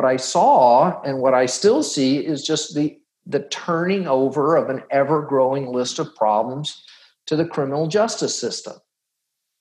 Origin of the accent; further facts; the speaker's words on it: Houston, Texas, United States; moved away as an adult; also born or lived in San Francisco; I grew up in Houston in the 70s and 80s